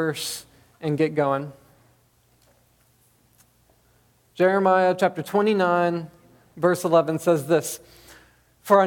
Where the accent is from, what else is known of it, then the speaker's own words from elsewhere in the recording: Bonham, Texas, United States; I grew up in Bonham, Texas